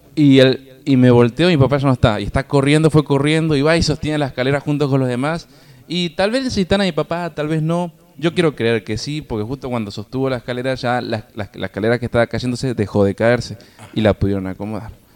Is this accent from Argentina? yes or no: yes; Argentina; como los argentinos estamos tan acostumbrados, de bebé tomamos mates